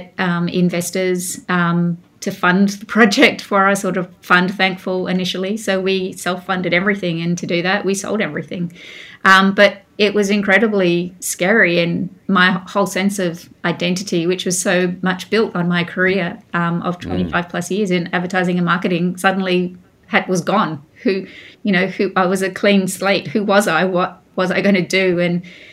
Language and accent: English; Mount Isa, Queensland, Australia; also born or lived in New York; now in Melbourne, Australia; I grew up in Mount Isa in northwest Queensland, a rough and tough mining town.